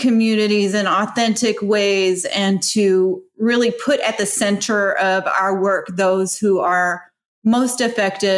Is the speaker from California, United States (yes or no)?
no; Ohio, United States; now in West Virginia, United States; My background was I grew up in Ohio